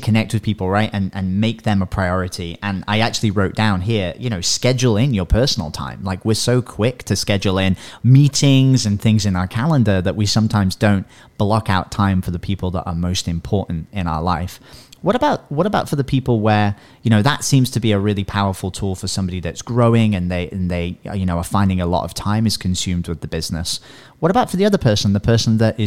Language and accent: English; England, United Kingdom; I'm English